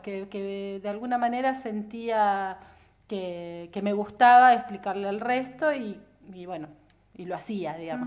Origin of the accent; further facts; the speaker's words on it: Viedma, Río Negro, Argentina; also born or lived in Buenos Aires; Yo nací en Buenos Aires, mm. como gran parte de los que vivimos en Viedma y vinimos de chicos en el 80 y pico